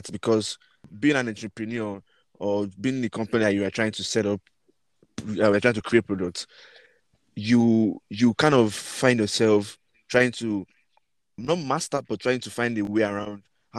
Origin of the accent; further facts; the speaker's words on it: Nigeria; we grew up in Nigeria.